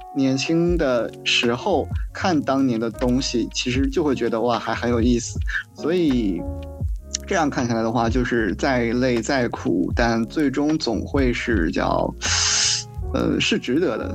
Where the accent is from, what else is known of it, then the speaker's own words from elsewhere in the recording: Heilongjiang, China; moved away as an adult; now in Macau; 我家乡是黑龙江，然后来到澳门嗯。是横跨，从北至南三千四百公里